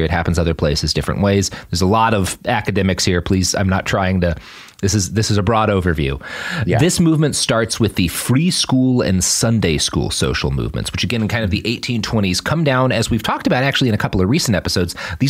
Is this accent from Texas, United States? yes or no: yes; Texas, United States; There's all sorts of things about me that are very deeply Texan